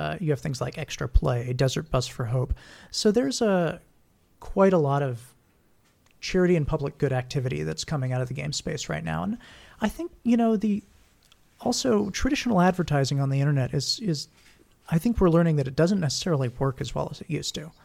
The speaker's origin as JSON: {"language": "English", "region": "Hawaii", "country": "United States", "also_born_or_lived": "Texas", "moved": "as an adult", "said": "I'm from Hawaii"}